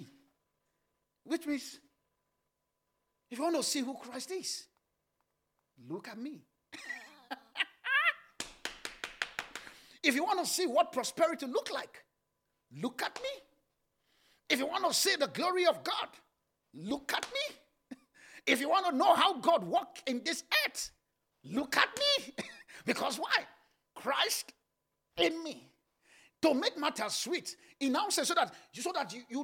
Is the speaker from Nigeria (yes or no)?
yes; Nigeria; I grew up in Nigeria